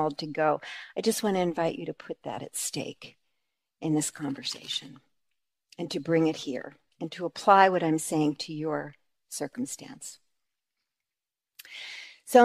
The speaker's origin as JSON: {"language": "English", "region": "New York", "country": "United States", "said": "we're from New York"}